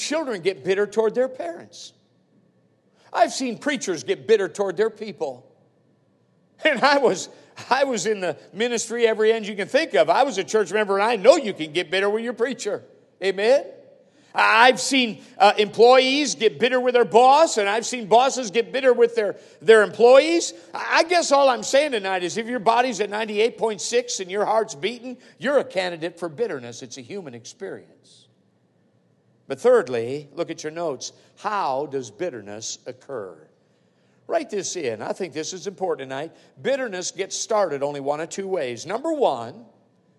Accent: Palmer-Wasilla area, Alaska, United States; we're in the hometown, we're from the Pabrawasilla area

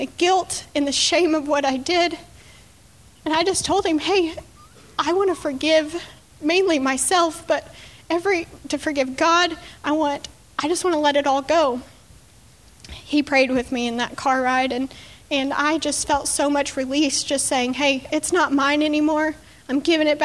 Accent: Texas Panhandle, United States; I woke up in a hospital in Dallas, Texas, which was 6 hours away from my hometown

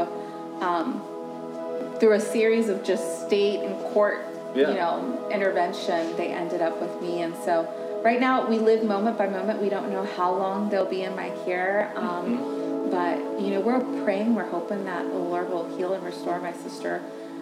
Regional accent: Maryland, United States; also born or lived in California; now in Virginia, United States; I didn't grow up in Virginia. I'm originally from Maryland, was born in California, so just did a couple moves

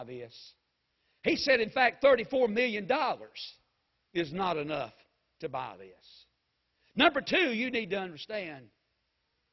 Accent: United States

